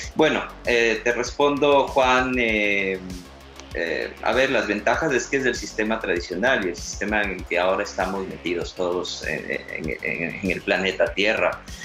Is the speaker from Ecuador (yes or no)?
yes; Quito, Pichincha, Ecuador; now in Barcelona, Spain; mi ciudad natal, en Quito